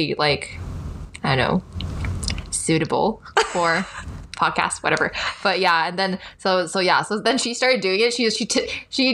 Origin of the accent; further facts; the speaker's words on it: Taiwan; accent: American; moved away as an adult; also born or lived in Hawaii, United States / California, United States; now in Los Angeles, United States; So I was born in Hawaii, and then I moved to Taiwan when I was 8, and then I attended like local Mandarin speaking schools all the way into high school